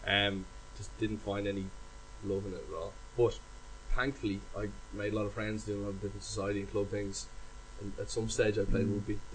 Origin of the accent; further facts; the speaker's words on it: Dublin, Leinster, Ireland; born and bred in Dublin